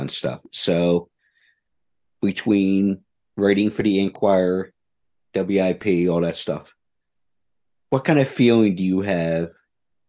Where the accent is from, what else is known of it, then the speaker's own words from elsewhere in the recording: Philadelphia, Pennsylvania, United States; I'm from the Philadelphia area